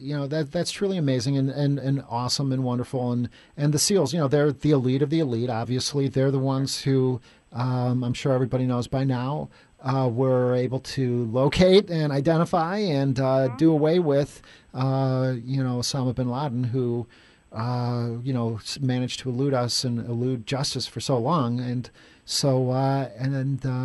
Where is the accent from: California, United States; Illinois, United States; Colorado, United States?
Illinois, United States; Chicago; I grew up in Chicago my whole life, but now I live downtown